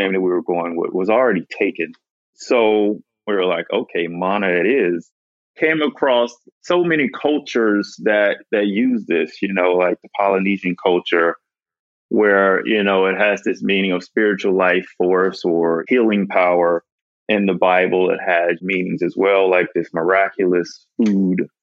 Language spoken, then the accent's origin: English; Mississippi, United States; moved away; me growing up in Mississippi